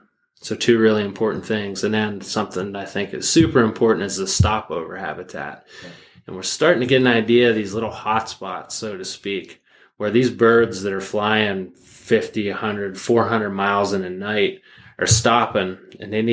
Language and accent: English; Pennsylvania, United States; growing up in Pennsylvania